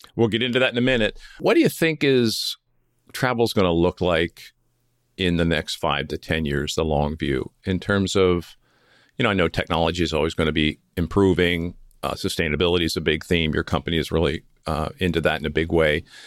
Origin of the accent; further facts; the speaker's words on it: Philadelphia, Pennsylvania, United States; moved away as an adult; also born or lived in Coronado, California; I grew up near Philadelphia